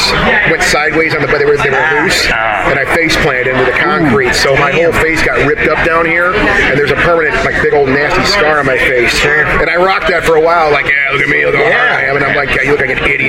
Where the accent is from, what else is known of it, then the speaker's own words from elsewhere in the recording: Michigan, United States; just Michigan, where I'm from.